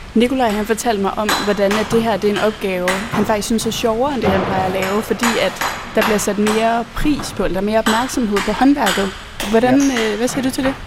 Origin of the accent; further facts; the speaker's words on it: Jutland, Denmark; Nu kommer jeg jo fra Jylland